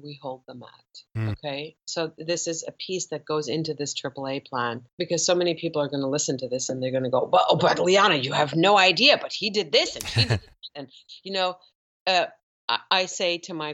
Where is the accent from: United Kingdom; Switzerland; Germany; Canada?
Germany; I grew up in Germany as a Persian Jewish girl in Germany